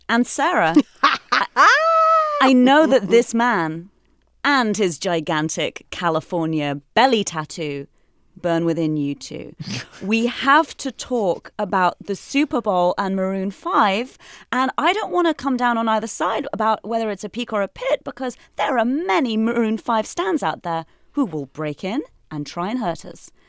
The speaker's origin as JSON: {"language": "English", "country": "United Kingdom", "moved": "yes", "lives_now": "United States", "said": "as a Brit, you know, as an immigrant to this country"}